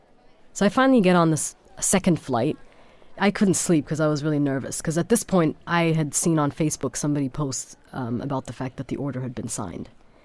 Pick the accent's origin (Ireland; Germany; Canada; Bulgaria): Germany; born or raised there